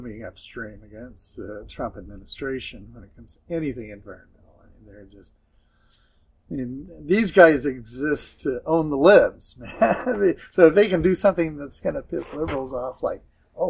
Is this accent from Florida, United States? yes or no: no; southern Idaho, United States; I grew up in Idaho, in southern Idaho.